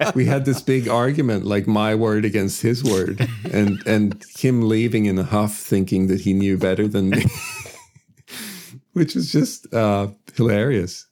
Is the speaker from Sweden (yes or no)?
yes; Sweden; moved away as an adult; also born or lived in United States; now in Australia; I was born and raised in Sweden